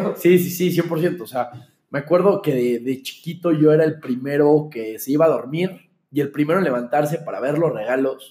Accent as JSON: {"language": "Spanish", "region": "Mexico City", "country": "Mexico", "tie": "born or raised there", "also_born_or_lived": "Monterrey, Nuevo León", "said": "estaba llegando a la Ciudad de México, yo creo que fue mi primer año de haber llegado a la Ciudad"}